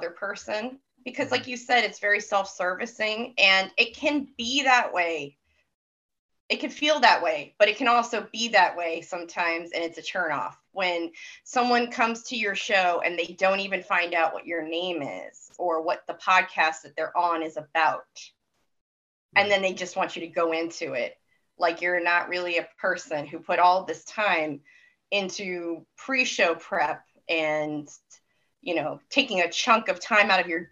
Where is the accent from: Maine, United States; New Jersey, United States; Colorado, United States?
Maine, United States; I'm from Maine.